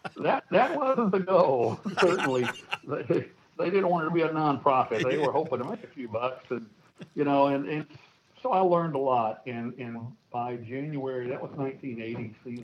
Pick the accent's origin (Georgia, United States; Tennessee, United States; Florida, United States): Tennessee, United States; Nashville; moved away as an adult; also born or lived in Milwaukee, Wisconsin / Texas; I was born and raised in Nashville, Tennessee, and middle of three boys